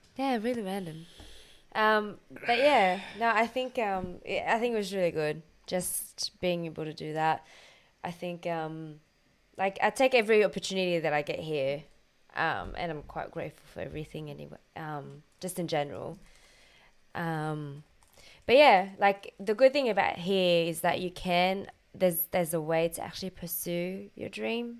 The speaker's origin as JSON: {"language": "English", "country": "France", "also_born_or_lived": "Australia", "moved": "yes", "lives_now": "London, United Kingdom"}